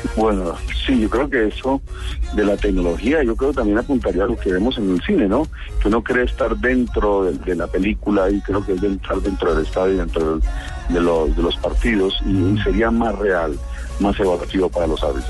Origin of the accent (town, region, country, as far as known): Colombia